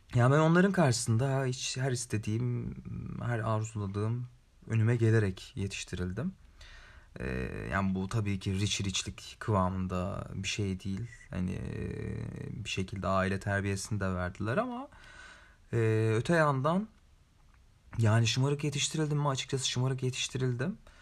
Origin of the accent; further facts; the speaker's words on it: Ankara, Turkey; Özellikle Ankara eşrafında orada doğdum.